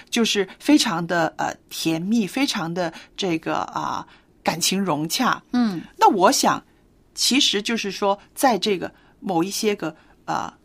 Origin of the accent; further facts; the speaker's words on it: China; 我们中国人说，啊，避风的港湾